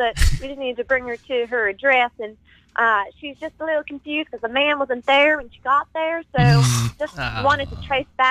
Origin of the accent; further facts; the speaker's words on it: Texas, United States; now in San Francisco, United States; I'm from Texas.